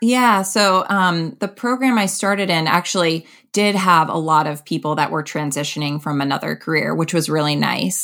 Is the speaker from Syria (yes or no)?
no; Connecticut, United States; moved away as an adult; also born or lived in Boston; now in New York City, United States; I'm from Connecticut